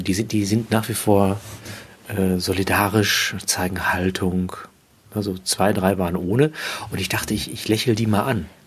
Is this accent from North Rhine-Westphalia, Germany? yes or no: yes; Unna, North Rhine-Westphalia, Germany; Ich wurde in Unna geboren